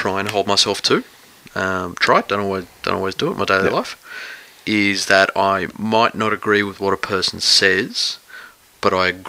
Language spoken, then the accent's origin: English; Australia; I'm Australian.